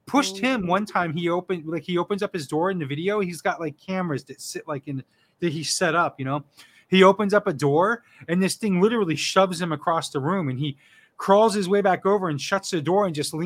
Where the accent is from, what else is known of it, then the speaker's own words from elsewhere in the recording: South Florida, United States; moved away as an adult; now in New England, United States; I was born and raised in South Florida. Lived there my whole life